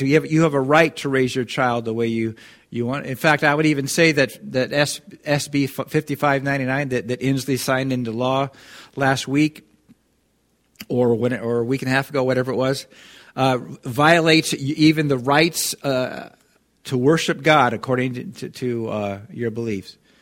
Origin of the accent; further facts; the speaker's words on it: Kirkland, Washington, United States; moved away as an adult; also born or lived in Irrigon, Oregon; I grew up in Seattle, you know, the, in Kirkland.